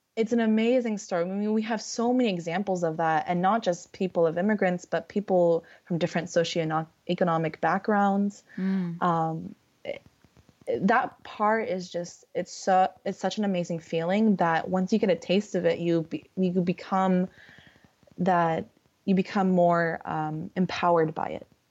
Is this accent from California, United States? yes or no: yes; California, United States; I'm from California and I live by the beach